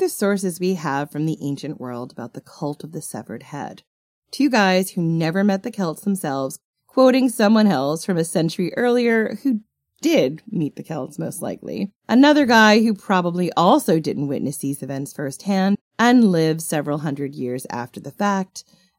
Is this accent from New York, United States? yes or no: yes; Long Island, New York, United States; accent: mid-Atlantic; I am definitely from Long Island, but I've got this weird mid-Atlantic accent most of the time.